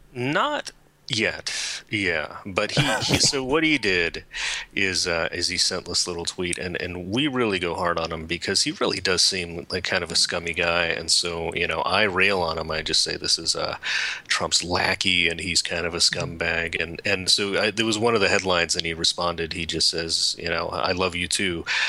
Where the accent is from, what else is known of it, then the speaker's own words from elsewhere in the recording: California, United States; I was born in California